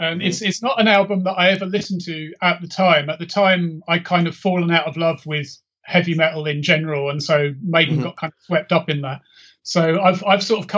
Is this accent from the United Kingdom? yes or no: yes; London, United Kingdom; I grew up in East London, around the Leytonstone area